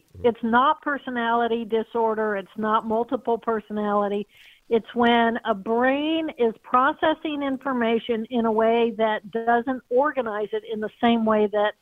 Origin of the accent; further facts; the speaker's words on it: Terre Haute, Indiana, United States; I grew up in Terre Haute, Indiana, so not that far from St. Louis.